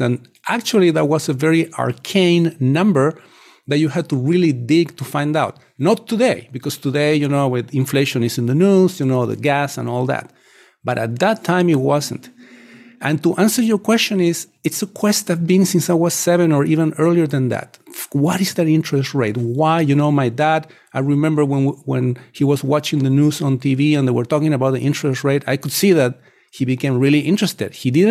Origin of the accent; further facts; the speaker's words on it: Chile; English is a second language; moved away as an adult; now in United States; You know, I come from Chile. At the time when I was growing up in the 70s, the inflation index was published pretty much twice a week on all major newspapers in my country.